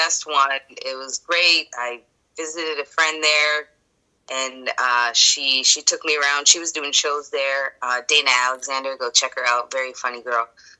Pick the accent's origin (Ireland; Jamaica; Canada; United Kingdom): Jamaica; I'm Jamaican, right? That's my background. Okay. But I'm so afraid of all these Jamaicans.